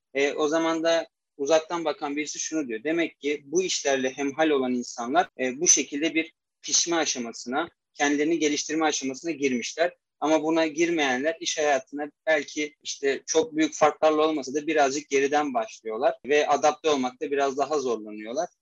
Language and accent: Turkish; Istanbul, Turkey; also born or lived in Erzurum; 1996 İstanbul doğumluyum. Aslen e, Erzurumluyum.